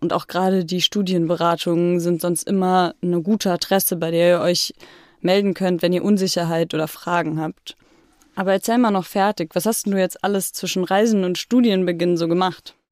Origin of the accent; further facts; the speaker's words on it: Freiburg, Baden-Württemberg, Germany; moved away as an adult; now in Potsdam, Germany; ich war jetzt erstmal ein bisschen zu Hause, also in Freiburg, da wo ich groß geworden bin